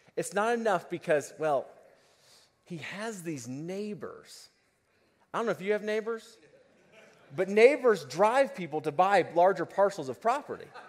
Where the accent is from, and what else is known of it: United States